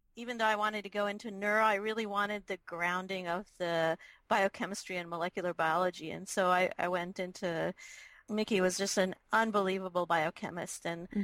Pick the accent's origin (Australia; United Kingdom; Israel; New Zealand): Israel; moved away; also born or lived in New York; So I'm originally from Israel, and I mostly grew up in Israel, but my dad was in the Foreign Office, and so we actually traveled a lot as kids.